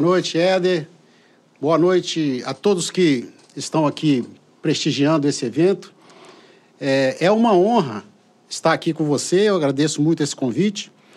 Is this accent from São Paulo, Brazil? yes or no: yes; São Vicente, São Paulo, Brazil; now in Colatina, Brazil; eu fui criado em São Vicente